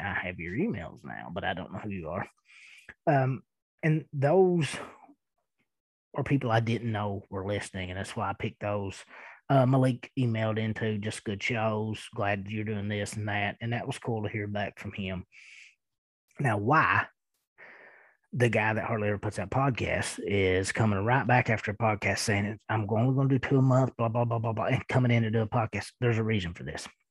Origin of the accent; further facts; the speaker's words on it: Eastern Kentucky, United States; accent: thick accent; I am from Eastern Kentucky and I do have a pretty thick accent